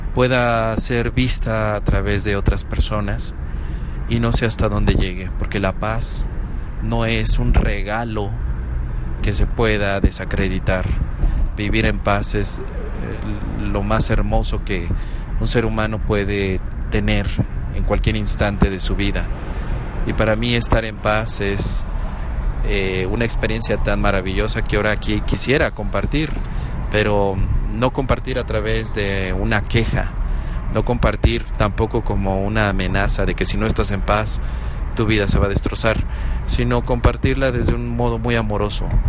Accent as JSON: {"language": "Spanish", "country": "Mexico", "said": "como ciudadano mexicano"}